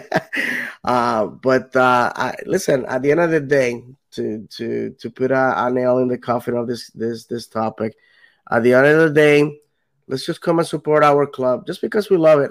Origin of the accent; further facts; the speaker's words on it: Puerto Rico; now in Orlando, United States; if if I ever went back, moved back to Puerto Rico, I wouldn't even consider moving to any anywhere else other than where I'm from.